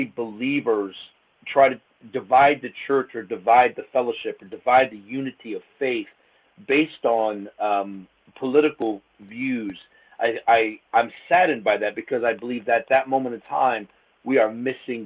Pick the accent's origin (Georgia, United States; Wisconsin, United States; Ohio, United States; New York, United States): Ohio, United States; Akron; I'm from Akron, Ohio. Originally, we called it the AK Rowdy. So it's just Northeast Ohio